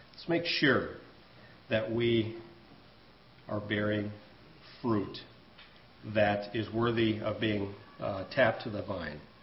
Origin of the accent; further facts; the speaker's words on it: United States; I'm an American